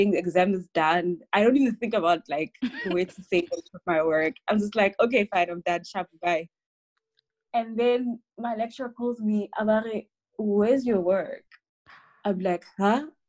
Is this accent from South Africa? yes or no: yes; Rustenburg, North West, South Africa; I grew up in Rustenburg